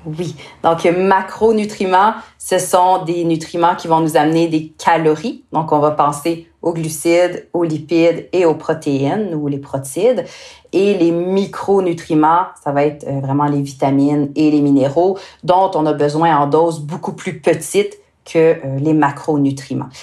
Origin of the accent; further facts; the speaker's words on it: Quebec, Canada; accent: Québécois; avec mon accent, euh, moi je viens du Québec